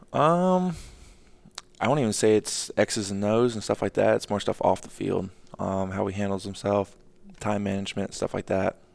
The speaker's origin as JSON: {"language": "English", "town": "Atlanta", "region": "Georgia", "country": "United States", "tie": "born or raised there", "also_born_or_lived": "Minnesota / Houston / Boston", "moved": "as an adult", "lives_now": "Charlotte, United States", "said": "growing up in Atlanta"}